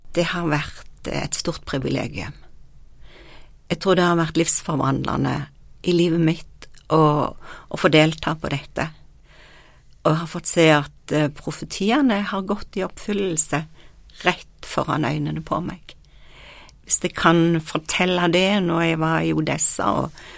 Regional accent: Norway; jeg kom fra Norge

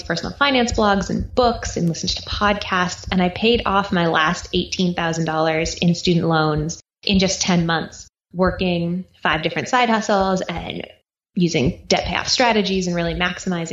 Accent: East Coast, United States; now in Austin, United States; I grew up on the East Coast. I now live in Austin, Texas

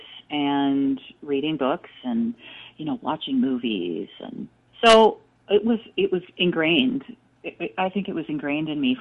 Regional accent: Richfield, Minnesota, United States; I grew up in Richfield, Minnesota, a suburb of the Twin Cities

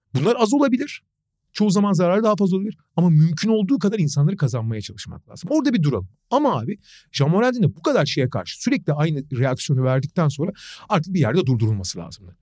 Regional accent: Turkey

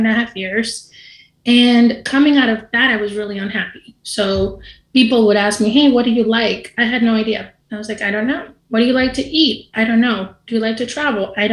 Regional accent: Dominican Republic; I'm from the Dominican Republic

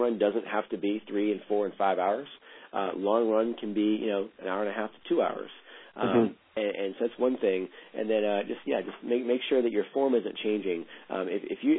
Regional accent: New Orleans, Louisiana, United States; also born or lived in Virginia; now in Bend, United States; I'm from New Orleans

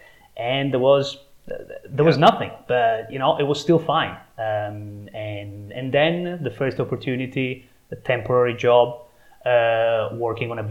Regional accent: Trieste, Friuli-Venezia Giulia, Italy; moved away as an adult; also born or lived in London, England; now in Trieste, Italy; now I'm back in my hometown, yeah, in Italy, Trieste

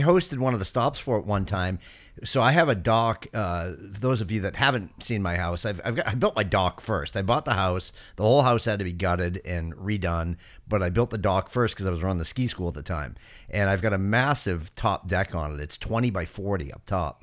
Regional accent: Londonderry, New Hampshire, United States; I grew up in Londonderry

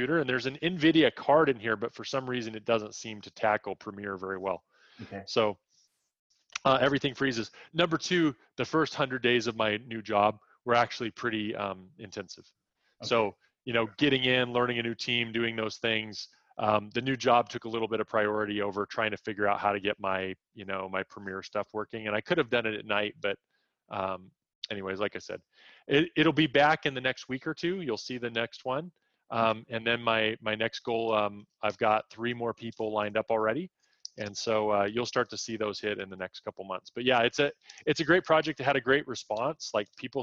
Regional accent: United States; I grew up in the United States

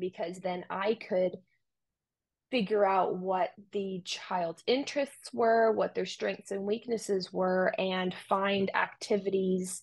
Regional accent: Romania; moved away; I grew up in Romania

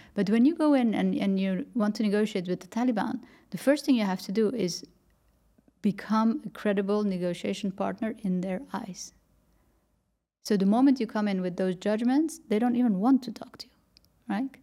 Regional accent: Netherlands; moved away as an adult; also born or lived in Paris, France; I grew up in the Netherlands, worked for a bank

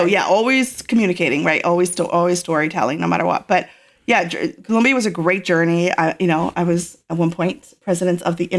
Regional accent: Ireland; Like, back in growing up in Ireland, I would, my, you know, my siblings and I would hear, go back to Africa sometimes

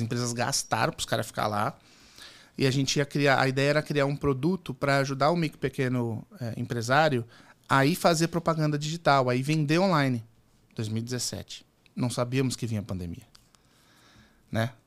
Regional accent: Santos, São Paulo, Brazil; Eu sou de São Paulo, do litoral, sou nascido em Santos.

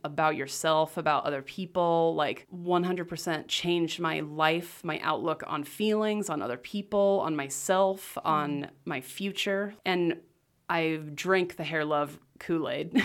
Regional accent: Rathdrum, Idaho, United States; also born or lived in Las Vegas, Nevada; I grew up in Rathdrum, went to Lakeland

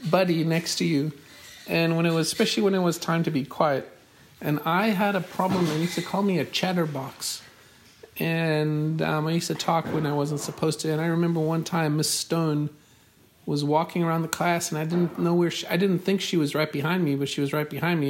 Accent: Johannesburg, Gauteng, South Africa; now in United States; I grew up in in the city of Johannesburg, in um, mostly in a suburb called North Cliff

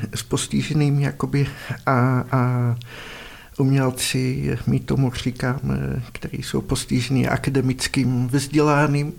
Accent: Netherlands; Czech is a second language; moved away as an adult; now in Prague, Czech Republic; já pocházím z Holandska, ale v Praze bydlím už asi 30 let

